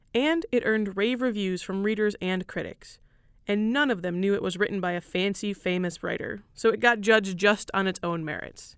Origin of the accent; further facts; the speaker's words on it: Michigan, United States; I grew up in Michigan